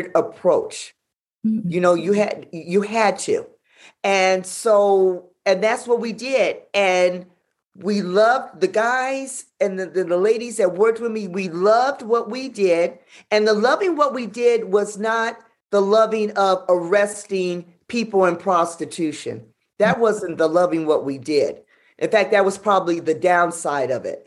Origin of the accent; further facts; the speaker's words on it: Los Angeles, California, United States; I'm from South Central